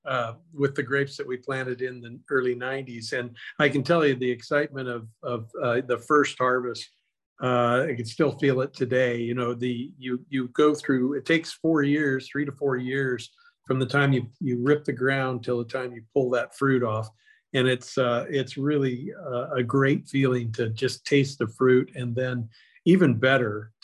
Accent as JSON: {"language": "English", "town": "Paso Robles", "region": "California", "country": "United States", "tie": "born or raised there", "said": "I'm a native here. I was born in Paso, Robles, and went to school in the local schools"}